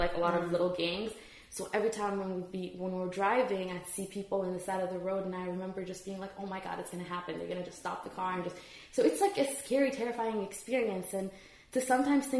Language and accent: English; Dubai, United Arab Emirates; moved away as an adult; also born or lived in Iraq; now in United States; I was in Dubai. So we escaped from Iraq when I was eight and nine